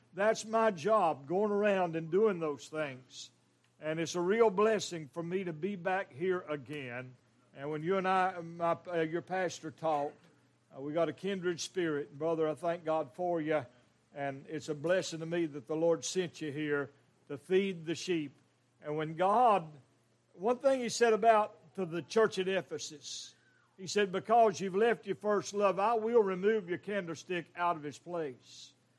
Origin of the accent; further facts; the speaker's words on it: Western North Carolina, United States; He's a mountain boy, raised just a few mountains over where I was raised in Western North Carolina.